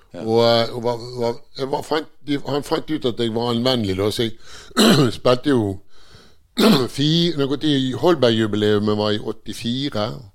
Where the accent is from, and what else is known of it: Bergen, Vestland, Norway; also born or lived in Northern Norway / Eastern Norway